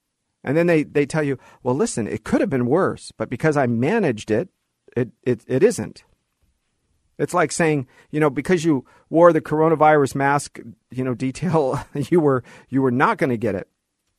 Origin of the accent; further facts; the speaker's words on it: Los Angeles, California, United States; born there; That I was born in Los Angeles.